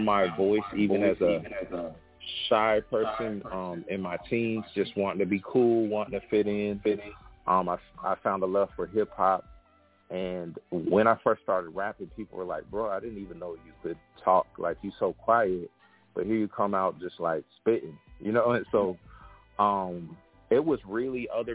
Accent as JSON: {"language": "English", "region": "West Coast", "country": "United States", "tie": "born or raised there", "said": "I'm from the West Coast"}